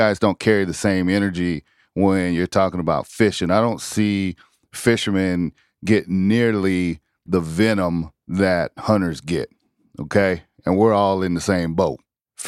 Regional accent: South Carolina, United States; a fellow South Carolinian

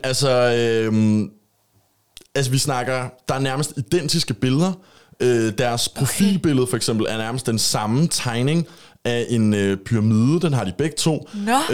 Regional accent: Copenhagen, Capital Region of Denmark, Denmark; accent: Copenhagen dialect; now in Jutland, Denmark; jeg havde en københavns dialekt, før jeg flyttede herover til Jylland

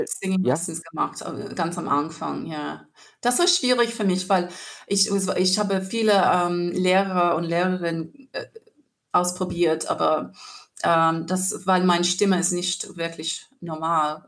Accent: rural New South Wales, Australia; German is a second language; moved away as an adult; also born or lived in Sydney, Australia; now in Cologne, Germany; Ich war in Sydney geboren und auf dem Land aufgewachsen und dann ähm, später in Sydney gewohnt mit meiner Großmutter und für viele Jahre

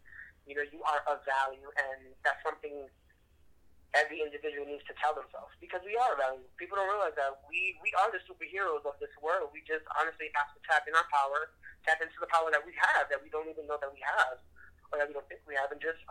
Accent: New York, United States; now in Connecticut, United States; I'm probably originally from New York, but unfortunately, I live in Connecticut

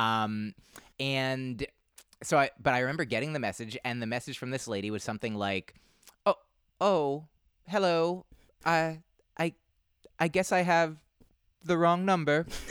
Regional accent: New Jersey, United States; two oh one 'cause I grew up in New Jersey

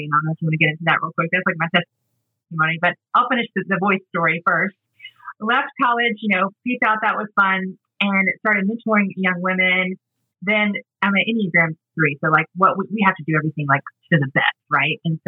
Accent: Atlanta, Georgia, United States; also born or lived in Mississippi; they evacuated to Atlanta, which is where I was born and raised

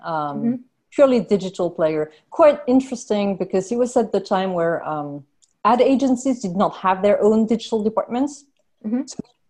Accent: France; Which, I mean, they were happy to hear France. Like they took it as an answer.

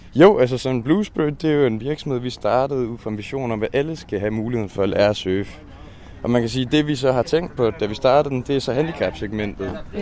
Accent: Skive, Central Denmark Region, Denmark; hjemme i Skive

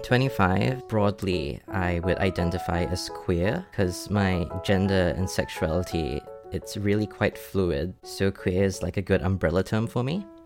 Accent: Singapore; moved away as an adult; now in Brisbane, Australia; I was born and raised in Singapore up until I moved to Brisbane to be with my partner like five years ago.

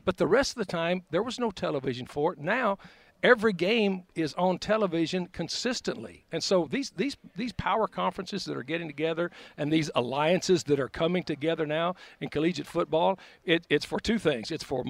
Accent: Snyder, Texas, United States; I grew up in Snyder, Texas. It's a small town

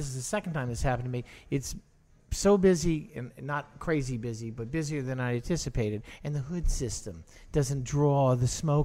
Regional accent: New Orleans, Louisiana, United States; moved away as an adult; also born or lived in California / London / Woldingham, England; now in New Orleans, United States; I didn't grow up in mid city. I grew up in Broadmoor

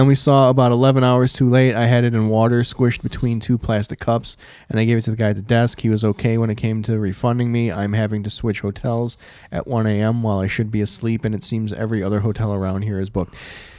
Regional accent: California, United States; I grew up on Southern California, so I know what authentic Mexican food should taste like.

